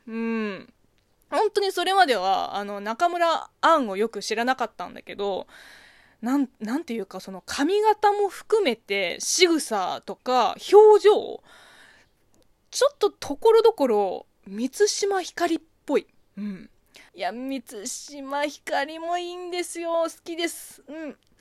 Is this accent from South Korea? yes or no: no; China; moved away; 中国生 まれ、中国育ちの私